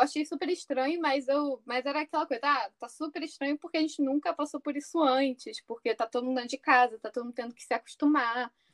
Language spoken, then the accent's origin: Portuguese; Rio de Janeiro, Brazil; moved away as an adult; now in Coimbra, Portugal; eu sou do Rio